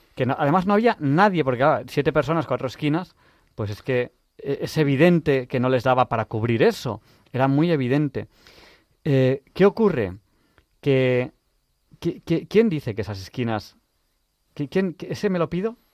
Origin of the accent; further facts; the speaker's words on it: Barcelona, Catalonia, Spain; Yo soy de Barcelona